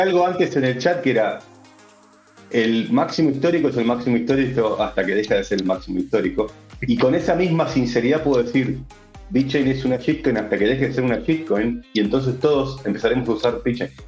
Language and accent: Spanish; Argentina; Yo, soy argentino